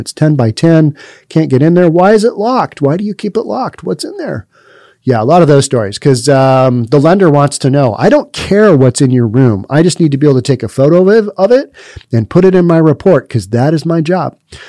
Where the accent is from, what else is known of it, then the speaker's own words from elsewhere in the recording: California, United States; So all of my professional life has been, where are you from? California? Oh, okay.